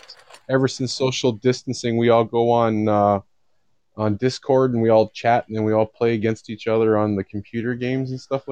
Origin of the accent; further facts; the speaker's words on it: Canada; I'm Canadian